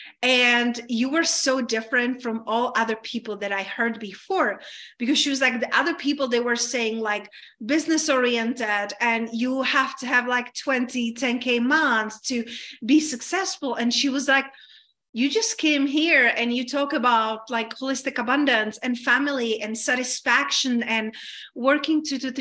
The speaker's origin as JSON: {"language": "English", "country": "Czechia", "tie": "born or raised there", "moved": "yes", "said": "I grew up in Czech Republic"}